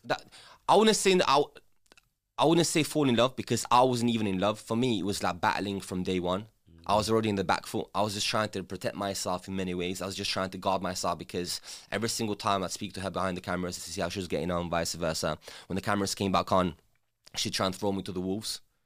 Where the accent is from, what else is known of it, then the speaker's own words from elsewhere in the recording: England, United Kingdom; English is a second language; also born or lived in former Yugoslavia; growing up in England without speaking the language and having to learn the language